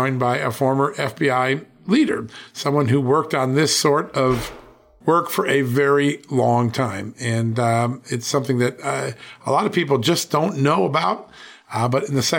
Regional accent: Virginia, United States; my home state of Virginia.

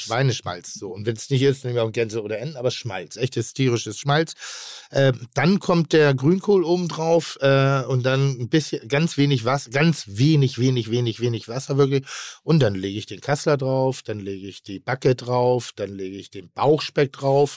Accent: Northern Germany, Germany; ich bin Norddeutscher

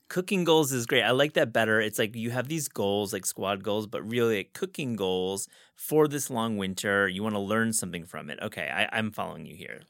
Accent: Midwest, United States; I'm from the Midwest myself

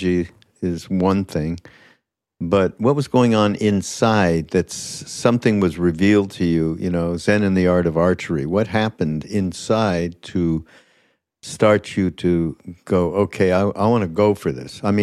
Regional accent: Montreal, Quebec, Canada; I'm from Montreal

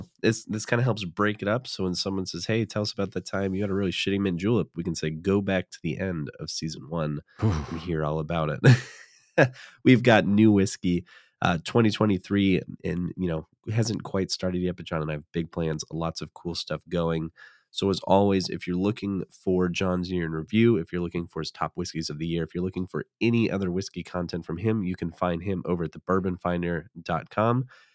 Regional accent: Midwest, United States; I'm a Midwesterner.

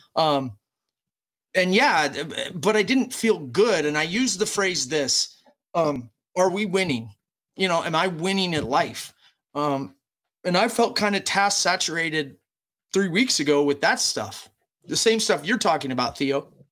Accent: United States

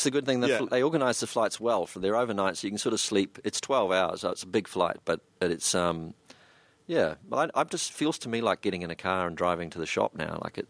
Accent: New Zealand; suddenly it was being a New Zealander and standing in the middle of a group of people and really not saying hardly anything, just going, yeah, was suddenly quite credible.

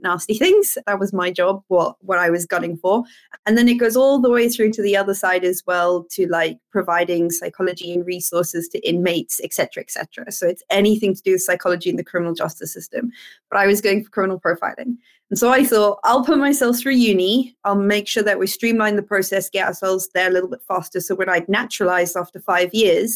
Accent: Cape Town, Western Cape, South Africa; moved away as an adult; now in United Kingdom; I'm from South Africa originally, from Cape Town in South Africa

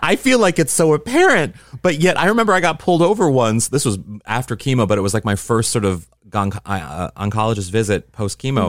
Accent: Midwest, United States; I'm a Midwesterner

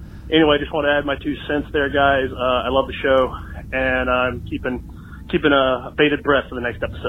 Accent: Texas, United States; I'm from Texas.

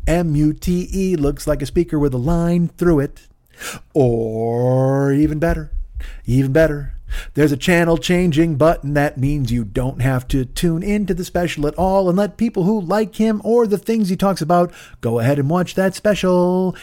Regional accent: Romeoville, Illinois, United States; also born or lived in Bolingbrook / Chicago; I grew up with him in Romeoville

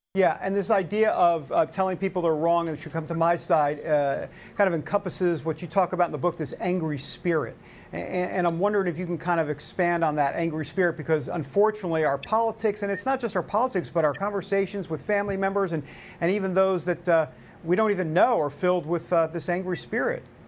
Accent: New York, United States; I'm from New York. We don't talk like this

